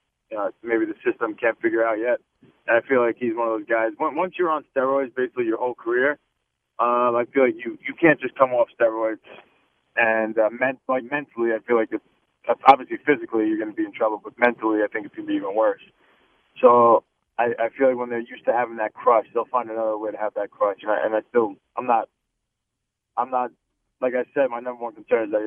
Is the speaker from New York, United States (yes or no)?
yes; Baldwin, New York, United States; now in Dix Hills, United States; I grew up in Baldwin.